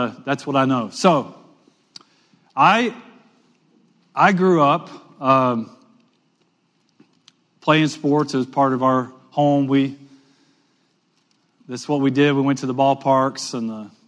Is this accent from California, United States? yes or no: no; Western Louisiana, United States; I grew up in Western Louisiana